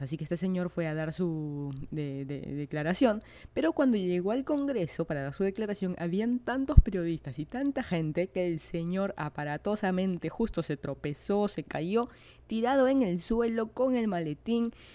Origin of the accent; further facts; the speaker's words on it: Lima, Peru; moved away as an adult; now in Miami, United States; yo soy de Lima, Perú